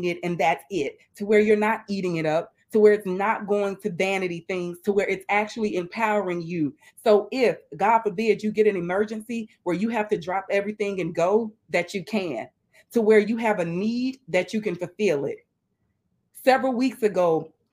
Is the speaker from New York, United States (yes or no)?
no; Mobile, Alabama, United States; now in Tampa, United States; But I live in Tampa, Florida, and I'm originally from Mobile, Alabama